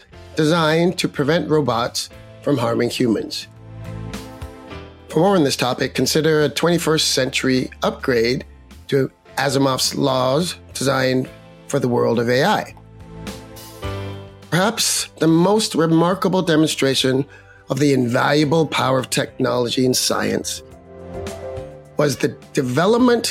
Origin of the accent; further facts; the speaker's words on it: Canada; As a Canadian